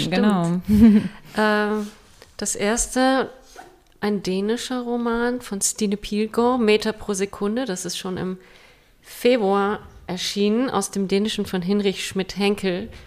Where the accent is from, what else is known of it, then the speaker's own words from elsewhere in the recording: Denmark; Ich bin ja selbst in Dänemark aufgewachsen und wir hatten dieses Liederbuch auch